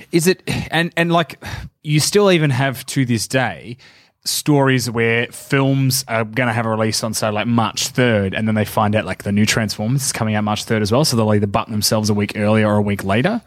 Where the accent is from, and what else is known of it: Geelong, Victoria, Australia; born or raised there; moved away